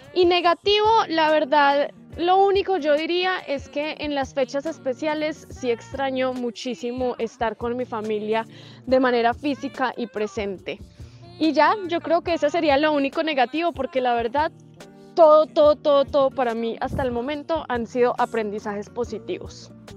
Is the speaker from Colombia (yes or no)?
yes; Colombia; moved away as an adult; soy una viajera colombiana